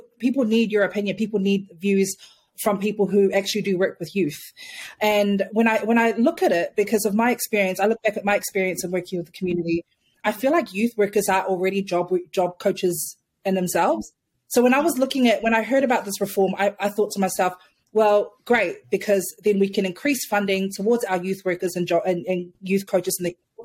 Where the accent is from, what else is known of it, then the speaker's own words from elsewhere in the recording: Auckland, New Zealand; I'm from Otara. I'm from Manurewa. And I would much rather, being a South Auckland girl